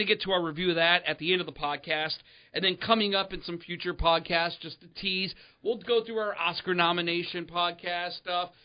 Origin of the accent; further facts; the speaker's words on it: Chicagoland, Illinois, United States; we're from Chicagoland